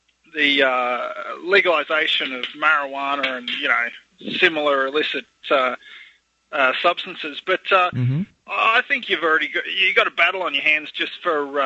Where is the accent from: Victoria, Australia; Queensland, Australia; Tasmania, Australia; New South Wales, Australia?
New South Wales, Australia; Central West; moved away as an adult; also born or lived in Canberra; now in Indiana, United States; Originally from Central West New South Wales, and just finished my degree in Canberra